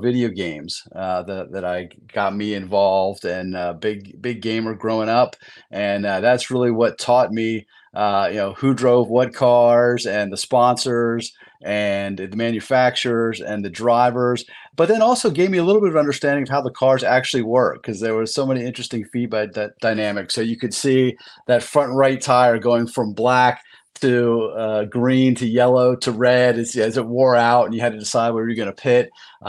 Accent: Reading, Pennsylvania, United States; I grew up in Reading, Pennsylvania, where Roger Penske has his trucking empire was based there

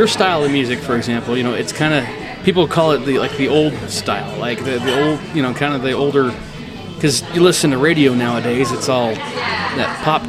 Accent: Yakima, Washington, United States; I'm from Yakima.

